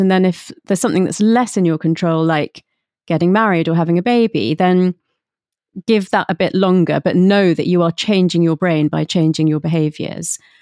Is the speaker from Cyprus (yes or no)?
no; London, United Kingdom; I was brought up in London, but by, um, my parents who had emigrated from India.